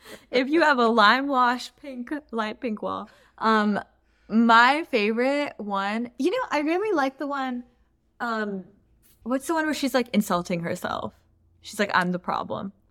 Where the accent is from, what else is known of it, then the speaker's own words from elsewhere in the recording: Pakistan; moved away; also born or lived in Palos Verdes, California; as a Pakistani person, immigrating to a place like Palos Verdes